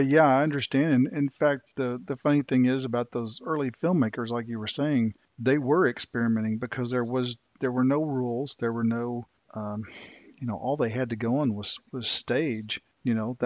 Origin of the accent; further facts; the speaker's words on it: near Dallas Fort Worth area, Texas, United States; that area near my hometown